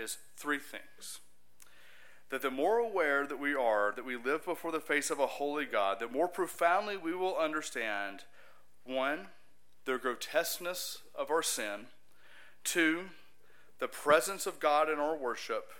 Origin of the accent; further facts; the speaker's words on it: Huntsville, Alabama, United States; I'm from Huntsville, Alabama.